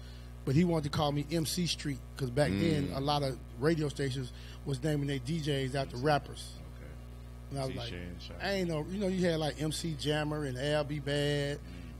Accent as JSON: {"language": "English", "town": "Hattiesburg", "region": "Mississippi", "country": "United States", "also_born_or_lived": "Mobile, Alabama / Dallas, Texas / Houston, Texas", "moved": "as an adult", "said": "I'm from Hattiesburg, Mississippi."}